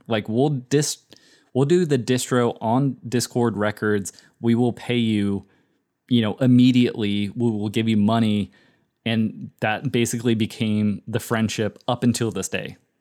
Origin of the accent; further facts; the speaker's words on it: United States; we're American